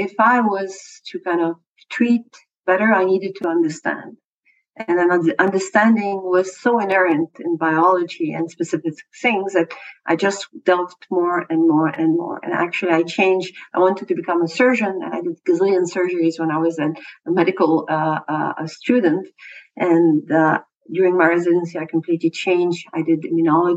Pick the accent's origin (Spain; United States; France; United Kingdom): France; moved away as an adult; now in Montreal, Canada; I grew up in France